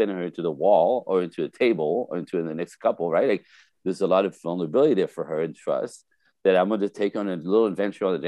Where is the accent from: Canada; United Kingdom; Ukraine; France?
Canada; first language French; English is a second language; now in Los Angeles, United States; I am French-Canadian originally. French, first language.